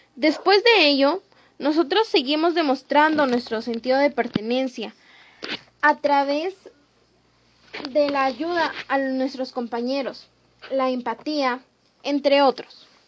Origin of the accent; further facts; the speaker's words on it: Canchaque, Piura, Peru; tanto como canchaqueños, peruanos